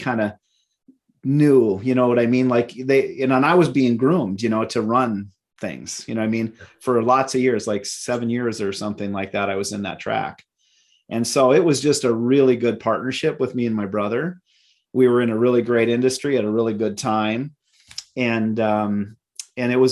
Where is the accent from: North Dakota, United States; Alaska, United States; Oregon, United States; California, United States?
North Dakota, United States; Minot; moved away as an adult; now in Minneapolis, United States; out of Minot, my hometown, to Minneapolis.